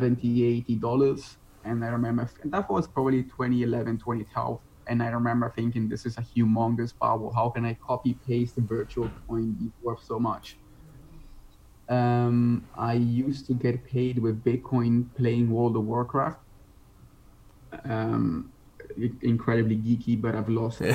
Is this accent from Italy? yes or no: yes; Italy; moved away as an adult; also born or lived in United Kingdom / Netherlands; now in Bali, Indonesia; I was born and raised in Italy